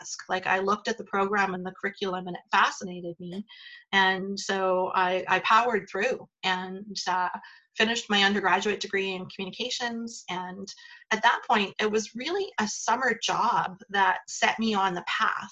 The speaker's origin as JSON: {"language": "English", "region": "Northern Alberta", "country": "Canada", "also_born_or_lived": "Calgary", "moved": "as an adult", "said": "I was coming from Northern Alberta"}